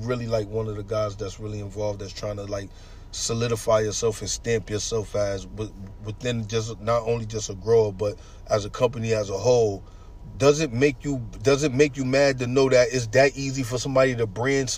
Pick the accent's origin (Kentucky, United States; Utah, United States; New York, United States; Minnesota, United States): New York, United States; moved away; I'm coming from New York